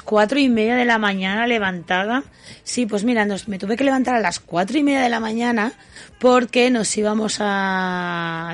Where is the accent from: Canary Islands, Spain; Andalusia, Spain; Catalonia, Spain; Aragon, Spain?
Aragon, Spain; Huesca; yo soy nacida en Huesca y mi familia es de, Huesca, de, concretamente de Splus y Binefar